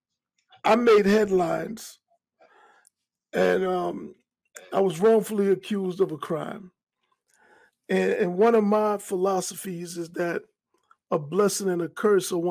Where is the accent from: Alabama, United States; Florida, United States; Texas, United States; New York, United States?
New York, United States; New York City; moved away as an adult; I grew up in Hollis, Queens, and I'm a Queens native